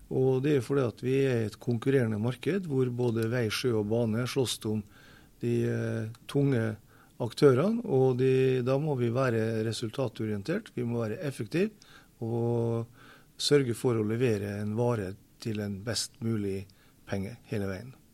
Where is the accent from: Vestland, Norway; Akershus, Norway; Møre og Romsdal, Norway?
Møre og Romsdal, Norway; Molde; accent: Molde dialect; also born or lived in Beisfjord; now in Narvik, Norway; Jeg er fra Molde. Såkalt moldenser